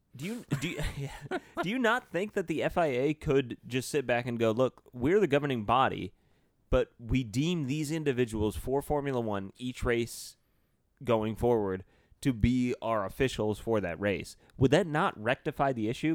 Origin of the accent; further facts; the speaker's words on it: United States; as an American